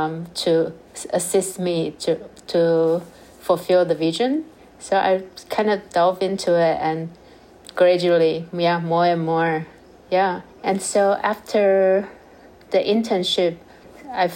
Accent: Taichung, Taiwan; moved away as an adult; also born or lived in New York; I'm originally from Taiwan, from a countryside, little town called Taichung

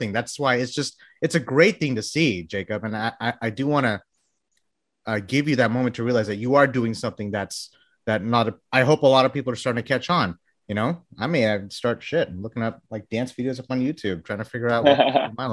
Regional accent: Bangladesh; moved away; I was born in Bangladesh

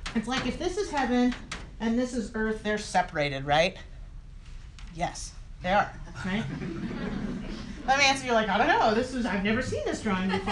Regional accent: San Diego, California, United States; I'm from San Diego

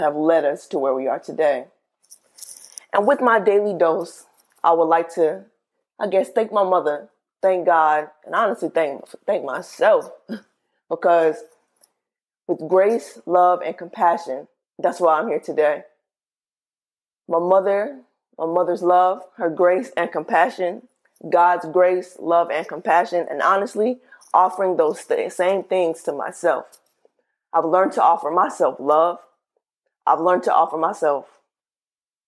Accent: the South, United States; I'm from the South

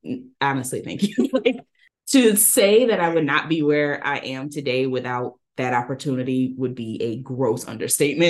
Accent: Dallas, Texas, United States; also born or lived in New Orleans, Louisiana; Then we moved from New Orleans to Dallas. I'm from New Orleans, following Hurricane Katrina. And I grew up, did most of my growing up in Dallas

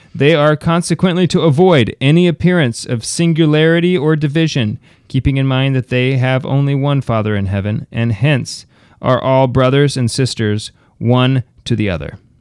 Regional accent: United States; I'm American

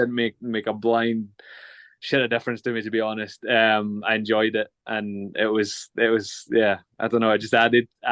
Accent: Glasgow, Scotland, United Kingdom; born and raised in Glasgow

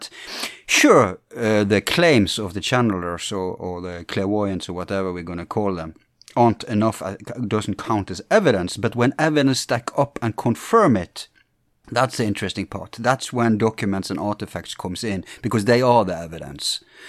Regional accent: England, United Kingdom; being English

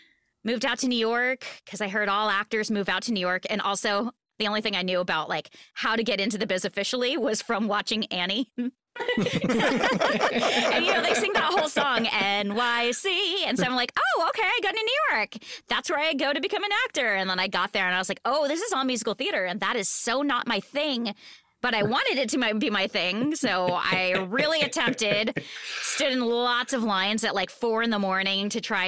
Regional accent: Japan; now in Seattle, United States; So I was born in Japan on a naval base. Grew up there, did the whole army base local theater thing, moved to Seattle

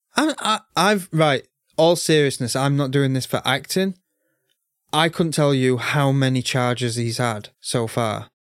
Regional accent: United Kingdom; I'm British, so I finished school at 16

